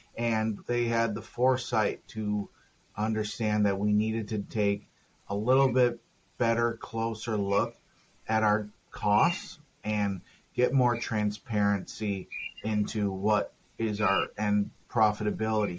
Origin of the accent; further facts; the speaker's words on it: Minnesota, United States; also born or lived in Texas / Denver, Colorado / Los Angeles, California; now in San Diego, United States; I'm from Minnesota, and I've lived in Texas and Denver, Colorado, and California